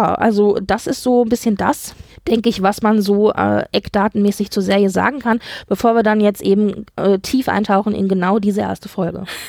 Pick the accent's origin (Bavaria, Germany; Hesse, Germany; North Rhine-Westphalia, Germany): Hesse, Germany; als alter Hesse, ich bin ja ein Hesse